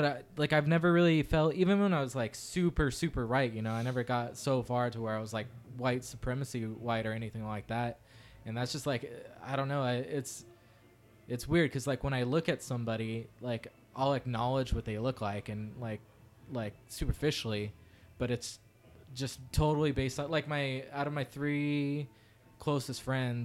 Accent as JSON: {"language": "English", "region": "California", "country": "United States", "tie": "born or raised there"}